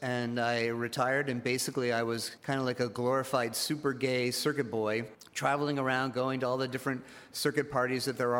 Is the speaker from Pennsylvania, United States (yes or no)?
no; Greenwich, Connecticut, United States; moved away as an adult; now in Puerto Vallarta, Mexico; I'm originally from Greenwich, Connecticut, and I've been down here 13 years.